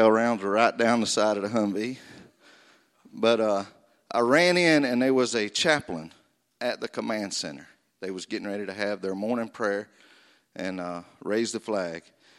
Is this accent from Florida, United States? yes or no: yes; Florida, United States; I was raised in North Florida on a family farm where I was from the second grade until I left to go to the Marine Corps in 1987.